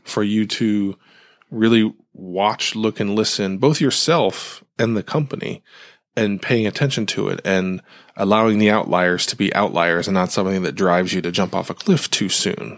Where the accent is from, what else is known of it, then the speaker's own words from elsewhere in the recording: Ohio, United States; where I grew up in Ohio